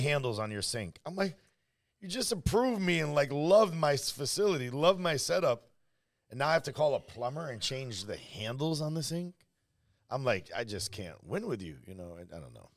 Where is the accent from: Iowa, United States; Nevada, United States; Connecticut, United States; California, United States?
Connecticut, United States; Hartford; I was born in Hartford, raised in that area